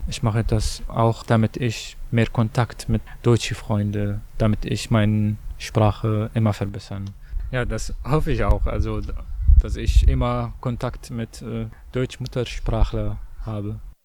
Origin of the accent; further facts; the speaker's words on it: Syria; German is a second language; moved away as an adult; now in Germany; ich komme aus Syrien